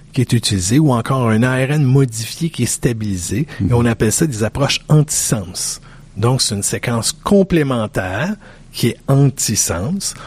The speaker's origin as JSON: {"language": "French", "region": "Quebec", "country": "Canada", "said": "je suis un Québécois"}